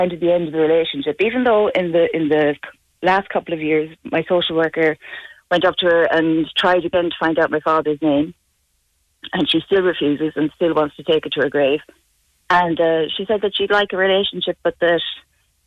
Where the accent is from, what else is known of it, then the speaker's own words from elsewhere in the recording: Tuam, Connacht, Ireland; also born or lived in Dublin; my parents got me a blessing down here in Tuam.